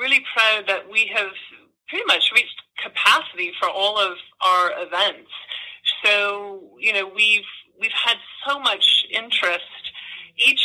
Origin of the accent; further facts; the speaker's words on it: California, United States; now in New York, United States; I'm originally from California, but I've been in New York for more than 20 years now